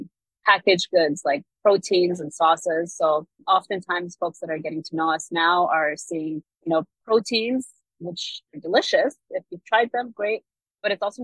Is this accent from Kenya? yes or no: yes; Kenya; I am Kenyan